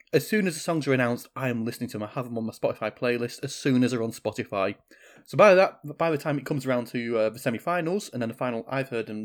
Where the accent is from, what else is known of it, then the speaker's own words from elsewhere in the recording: United Kingdom; as a Brit